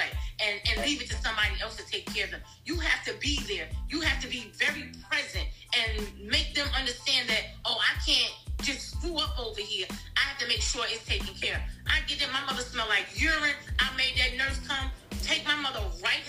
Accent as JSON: {"language": "English", "region": "New Jersey", "country": "United States", "moved": "yes", "lives_now": "Georgia, United States", "said": "I'm from New Jersey"}